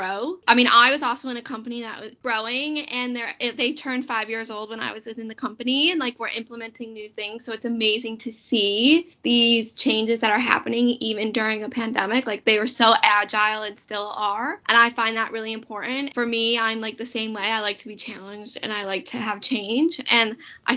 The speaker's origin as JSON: {"language": "English", "country": "United States", "moved": "yes", "lives_now": "United Kingdom", "said": "I am American. I didn't grow up here."}